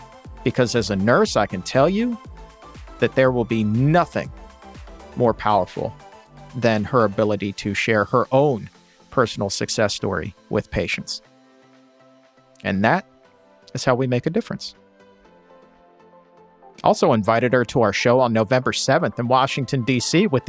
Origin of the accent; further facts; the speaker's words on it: Australia; And as an Australian, I especially love when he says, doggone.